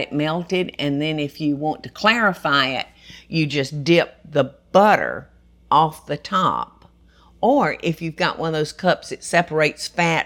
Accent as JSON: {"language": "English", "region": "Georgia", "country": "United States", "tie": "born or raised there", "said": "I've spent 72 years in this state, y'all, which is my whole life"}